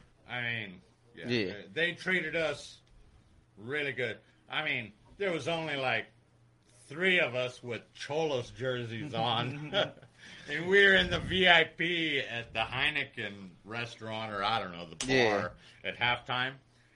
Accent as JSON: {"language": "English", "country": "United States", "said": "I'm an American. I'm one of those guys that thinks Equipo Sin Fronteras, okay? So, we're from the United States."}